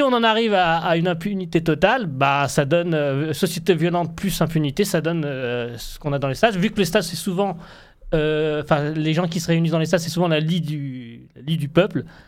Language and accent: French; Tlemcen, Tlemcen Province, Algeria; chez nous, à Tlemcen